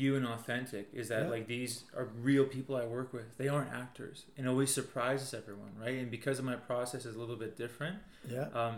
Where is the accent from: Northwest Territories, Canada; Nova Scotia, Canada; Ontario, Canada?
Northwest Territories, Canada; Yellowknife; now in Calgary, Canada; I was born here in Calgary. So I have that kind of connection to Calgary. But I grew up in Yellowknife Northwest Territories